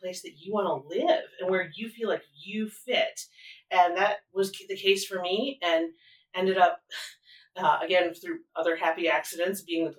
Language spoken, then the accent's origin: English; Indiana, United States; Southern Indiana. And where I grew up, everyone went to Indiana University or Purdue University.